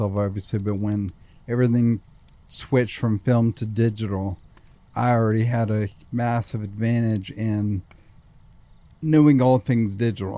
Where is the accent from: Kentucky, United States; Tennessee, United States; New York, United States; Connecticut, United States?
Tennessee, United States; Nashville; I certainly love growing up here